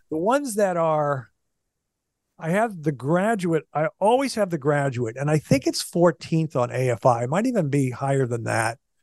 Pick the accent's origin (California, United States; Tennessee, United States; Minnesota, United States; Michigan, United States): Minnesota, United States; moved away; also born or lived in Kansas City, Missouri / Kansas City, Kansas; growing up in Minnesota